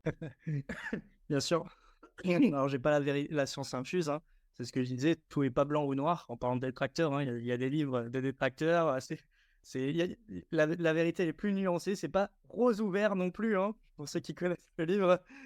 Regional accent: Strasbourg, Grand Est, France; Je viens de Strasbourg

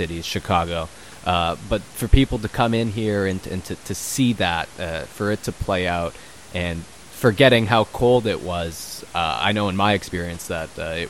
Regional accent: Vancouver, British Columbia, Canada; I'm not from Toronto. I'm from Vancouver.

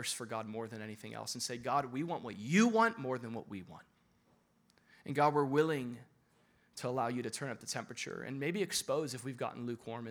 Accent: Florida, United States; I'm from Florida

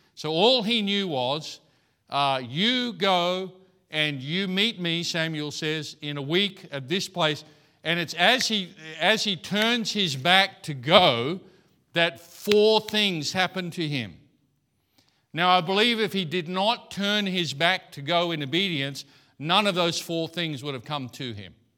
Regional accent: Australia; I'm Aussie

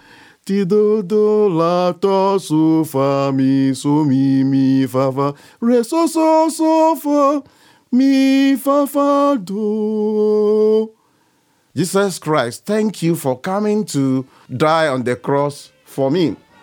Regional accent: Alavanyo Hudidi, Volta, Ghana; now in Mississippi, United States; originally, I'm a Ghanaian, I'm an Ewe. I come from a town called Alavanyo Hudidi in the Volta region of Ghana.

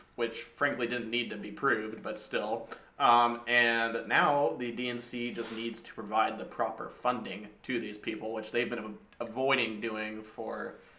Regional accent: Texas, United States; as a Texan

